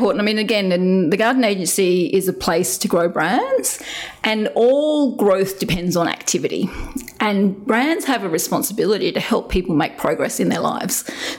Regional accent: Papua New Guinea; And growing up in New Guinea, being the white freckly kid, I was constantly trying to fit in.

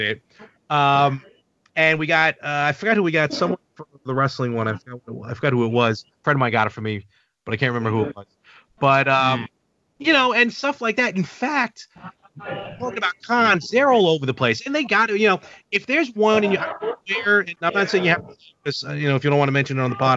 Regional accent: New York City, New York, United States; now in Long Island, United States; I grew up in Brooklyn. Actually, all of us who do all my podcasts, all my buddies, we all were born and raised in Brooklyn

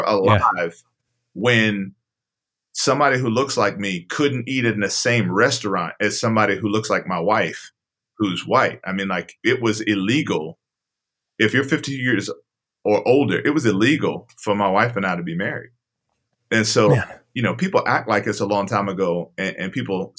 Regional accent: Hurt, Virginia, United States; moved away as an adult; now in Pennsylvania, United States; I actually grew up in southwestern Virginia in a small town called Hurt, Virginia

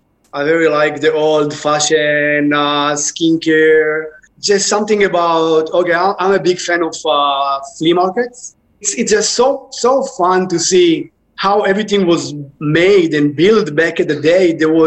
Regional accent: Israel; English is a second language; moved away as an adult; now in New York, United States; Okay, I came from Israel. In Israel, back 15 years ago, when did I open it? It was very popular to open skincare boutiques. And I thought that I can just do it nicer and better here in New York.

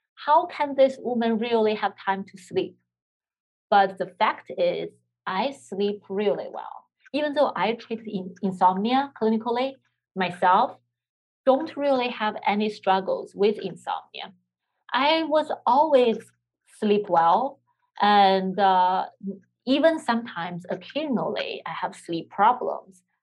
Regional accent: China; moved away; I'm from China

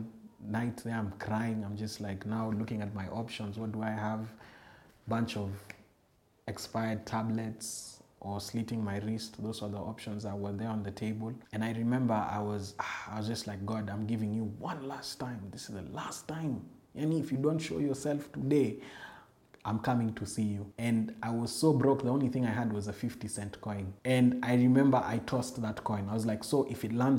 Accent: Nairobi, Kenya; I'm from Eastlands

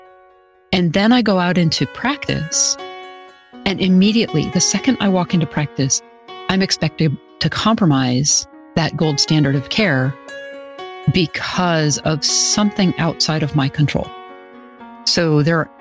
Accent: Western Massachusetts, United States; I grew up in Massachusetts, out in Western Massachusetts

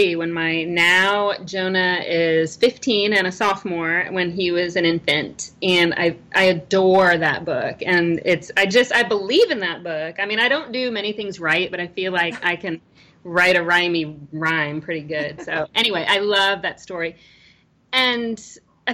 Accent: Virginia, United States; I'm born and raised in Virginia

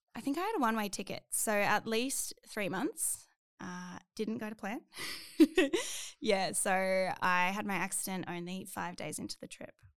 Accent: Canberra, Australian Capital Territory, Australia; moved away as an adult; now in Queensland, Australia; I'm from Canberra, and I lived there for twenty-one years, my whole life

